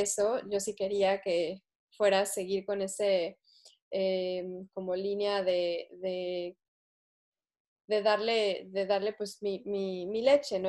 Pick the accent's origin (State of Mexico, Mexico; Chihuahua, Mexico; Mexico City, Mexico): Mexico City, Mexico; moved away as an adult; yo crecí en Ciudad de México